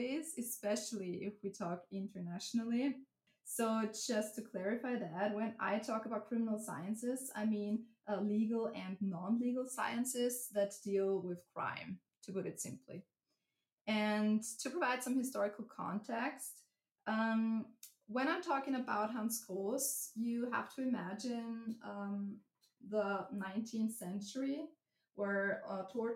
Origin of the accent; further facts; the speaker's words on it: Upper Styria, Austria; also born or lived in Graz, Austria; So I'm originally from a very small town in Upper Styria. So I'm from Austria